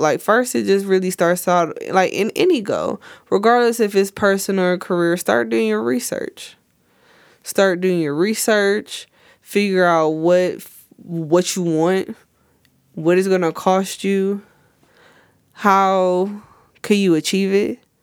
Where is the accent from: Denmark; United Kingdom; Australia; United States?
United States; I love it here, you know, it's my hometown